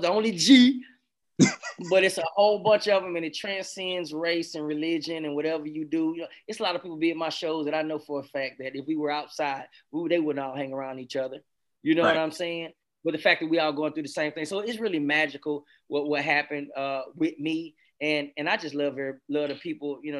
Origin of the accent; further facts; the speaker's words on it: the South, United States; I'm from the South